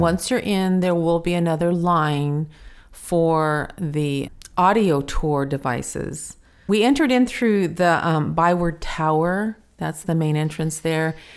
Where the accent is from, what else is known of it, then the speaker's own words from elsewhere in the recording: United States; I'm American